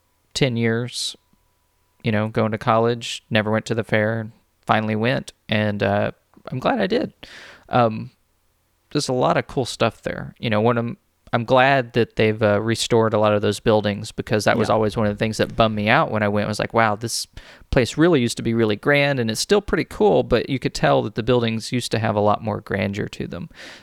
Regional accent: Texas, United States; I grew up down on the Gulf Coast, and you know, Dallas was a different. I honestly, I never went to Dallas until I was in high school, and I went there on a band trip.

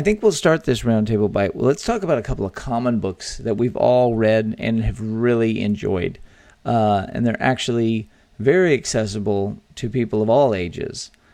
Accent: Texas, United States; born or raised there

